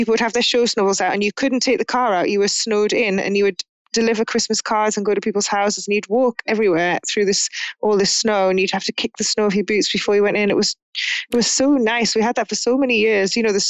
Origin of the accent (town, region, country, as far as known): Newcastle upon Tyne, North East England, United Kingdom; born or raised there